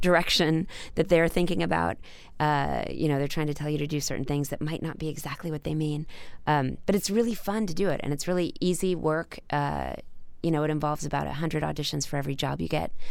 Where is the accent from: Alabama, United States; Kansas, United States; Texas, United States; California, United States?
Texas, United States; Dallas; growing up in Dallas